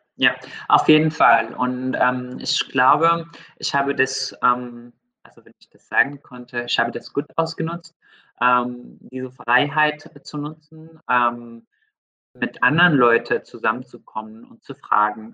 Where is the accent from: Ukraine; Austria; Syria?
Syria; moved away; also ich bin in Syrien aufgewachsen, und ich habe einen großen Teil meines Lebens dort gebracht